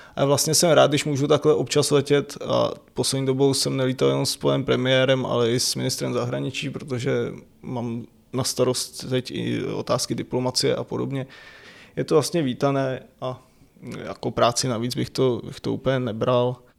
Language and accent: Czech; Rokycany, Plzeň Region, Czechia; now in Prague, Czech Republic; odkud pocházím, říkal, že jsem z Rokycan